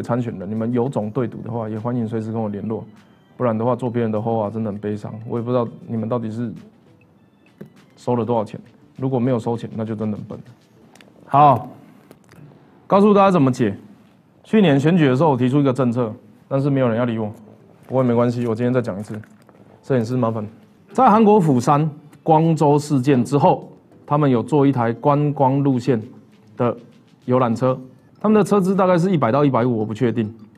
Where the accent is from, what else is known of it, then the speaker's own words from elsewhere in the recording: Taiwan; 我小时候是在国贸跟争议社区长大的